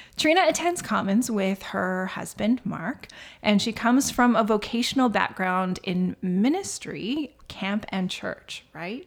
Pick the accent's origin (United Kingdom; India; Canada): Canada; Saskatchewan; my house growing up in Saskatchewan